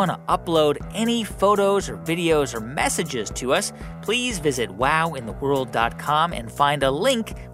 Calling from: Palo, Ohio, United States; from Palo, Ohio, and I'm 10.

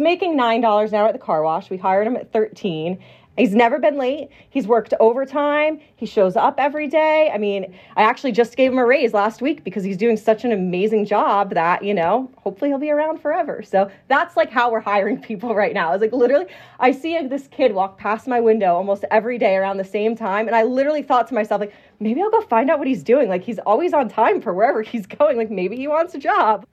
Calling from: Las Vegas, Nevada, United States

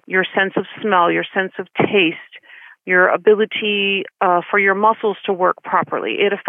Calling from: Cincinnati, Ohio, United States; I'm calling from Cincinnati, Ohio.

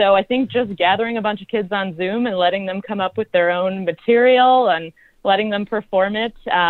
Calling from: Chicago, Illinois, United States; I'm calling from Chicago, Illinois.

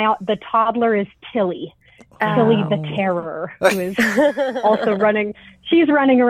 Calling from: Colorado, United States; I'm calling from Colorado.

